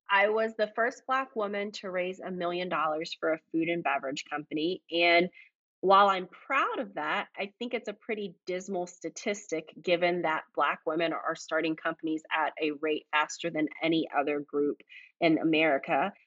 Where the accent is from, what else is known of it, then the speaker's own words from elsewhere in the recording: Fayetteville, North Carolina, United States; runs a small trucking company in my hometown of Fayetteville, North Carolina